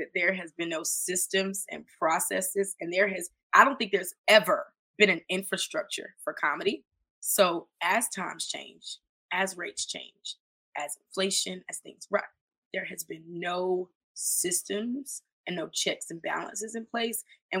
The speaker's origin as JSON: {"language": "English", "region": "North Carolina", "country": "United States", "also_born_or_lived": "New York / Florida", "said": "I'm originally from North Carolina. I've moved home multiple times by myself, you know, started my first business in Florida."}